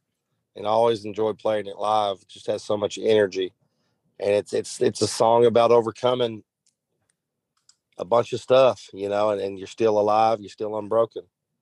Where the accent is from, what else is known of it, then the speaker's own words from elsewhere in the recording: the South, United States; I'm from the South